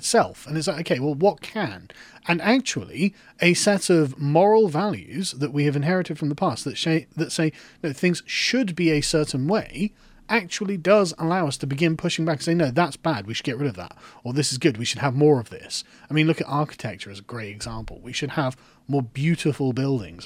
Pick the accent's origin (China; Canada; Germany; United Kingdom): United Kingdom; England; I am an Englishman. I live in England.